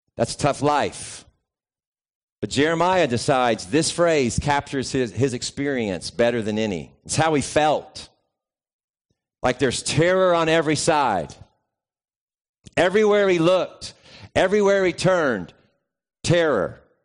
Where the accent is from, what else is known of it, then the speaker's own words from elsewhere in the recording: the South, United States; growing up in the South